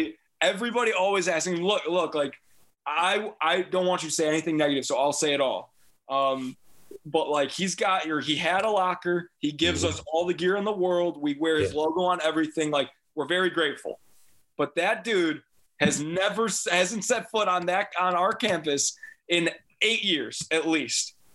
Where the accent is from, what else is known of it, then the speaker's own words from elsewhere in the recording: Deerfield, Illinois, United States; moved away; that's my hometown. I went to Deerfield yeah. High School